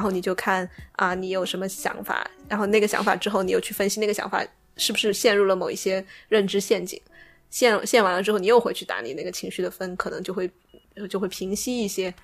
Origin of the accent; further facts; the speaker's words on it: Sichuan, China; accent: Sichuanese; first language Sichuanese; moved away; 我开始用四川话